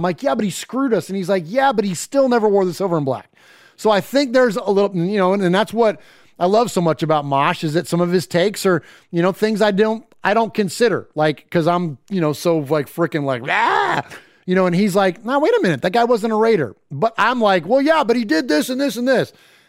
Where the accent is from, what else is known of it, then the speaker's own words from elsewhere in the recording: California, United States; kid growing up in California